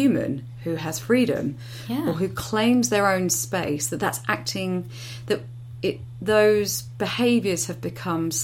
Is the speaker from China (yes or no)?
no; United Kingdom; we're British